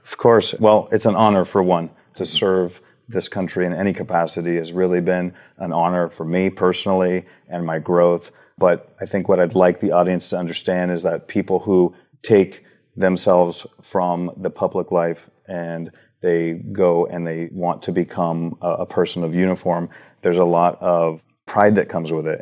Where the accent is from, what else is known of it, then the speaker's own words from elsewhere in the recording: Huntington Beach, California, United States; We grew up in Huntington Beach